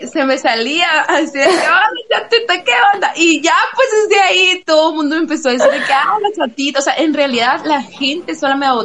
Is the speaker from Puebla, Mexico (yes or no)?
no; Sonora, Mexico; accent: bronco; acento bronco, no fuerte, porque tenemos la voz fuerte aquí en Sonora